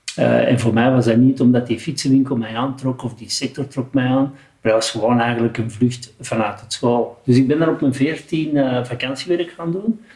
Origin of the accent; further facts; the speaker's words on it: 's-Gravenwezel, Flanders, Belgium; Geboren in Schaafwezel en ondertussen woon ik na vierenvijftig jaar nog steeds in Schaafwezel